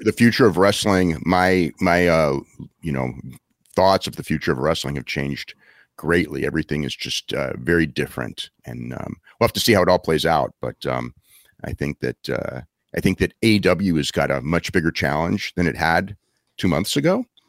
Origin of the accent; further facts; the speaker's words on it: Wappingers Falls, New York, United States; I grew up in Poughkeepsie, you know, where you live, or Wappingers Falls, actually.